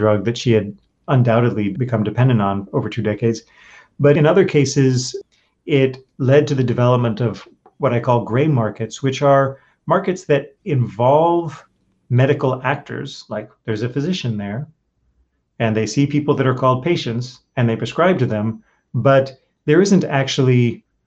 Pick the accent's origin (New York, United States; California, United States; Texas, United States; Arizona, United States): New York, United States; my home state, New York